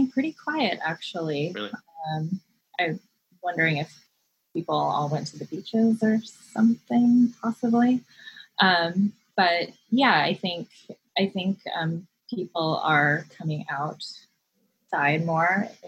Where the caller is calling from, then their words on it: Brooklyn, New York, United States; Uh, I'm calling in from Brooklyn, New York, uh, which is not where I normally live.